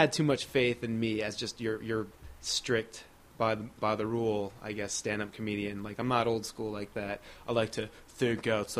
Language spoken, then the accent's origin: English; Hillsborough, New Jersey, United States; Yeah, went to Hillsborough there the whole time, and then didn't go too far from home for college, went to Rutgers.